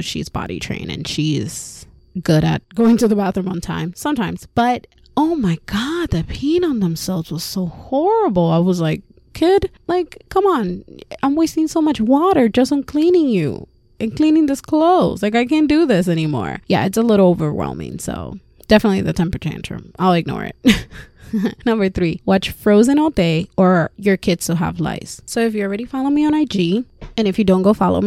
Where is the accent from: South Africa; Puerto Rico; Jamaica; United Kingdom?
Puerto Rico; also born or lived in Florida, United States; now in Massachusetts, United States; I was born and raised in Puerto Rico, so I'm an island girl